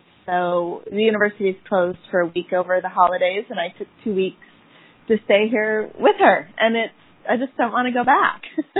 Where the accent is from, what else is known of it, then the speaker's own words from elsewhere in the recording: United States; now in Vancouver, Canada; I'm American by birth